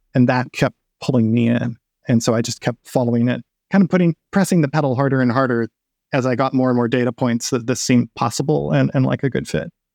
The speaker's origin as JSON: {"language": "English", "region": "West Coast", "country": "United States", "also_born_or_lived": "Texas", "moved": "as an adult", "lives_now": "Seattle, United States", "said": "I've moved from Texas to the Seattle area, where I'm from the West Coast originally. It's my landscape."}